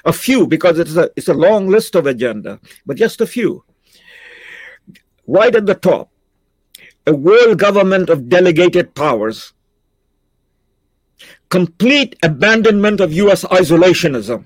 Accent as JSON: {"language": "English", "country": "India", "moved": "yes", "lives_now": "Canada", "said": "I'm an Indian, but I dream in English and I speak Shakespeare."}